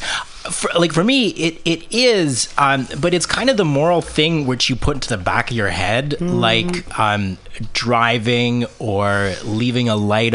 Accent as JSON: {"language": "English", "country": "Canada", "said": "I'm Canadian"}